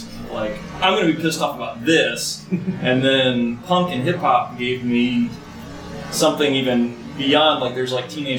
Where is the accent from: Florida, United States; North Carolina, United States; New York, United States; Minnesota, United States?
North Carolina, United States; Raleigh; also born or lived in Lancaster, South Carolina; I was born in Lancaster, South Carolina. I moved to Raleigh.